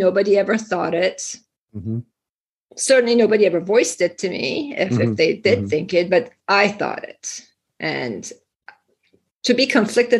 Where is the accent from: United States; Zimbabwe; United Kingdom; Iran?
Iran; moved away; I was born and raised in Iran, and then we immigrated here